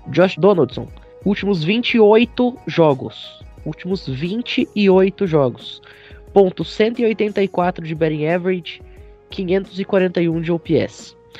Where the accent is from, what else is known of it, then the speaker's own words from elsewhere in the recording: Gaúcho, Rio Grande do Sul, Brazil; Não, eu sou gaúcho.